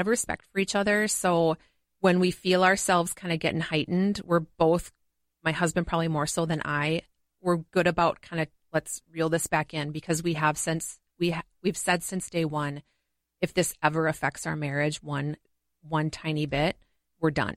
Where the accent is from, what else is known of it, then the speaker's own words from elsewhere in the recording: Montgomery, Minnesota, United States; I grew up in Montgomery, Minnesota